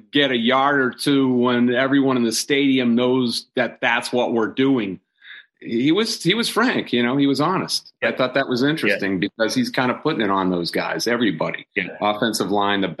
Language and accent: English; Ohio, United States; now in Downingtown, United States; I grew up in Ohio